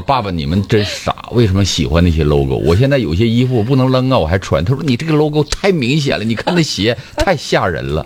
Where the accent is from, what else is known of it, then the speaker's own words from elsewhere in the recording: China; 因为我觉得我们中国人的这个商家是非常敏锐的